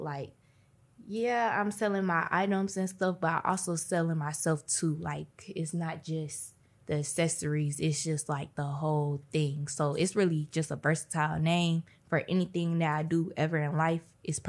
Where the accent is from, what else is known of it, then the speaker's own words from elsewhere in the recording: Atlanta, Georgia, United States; I'm from Atlanta.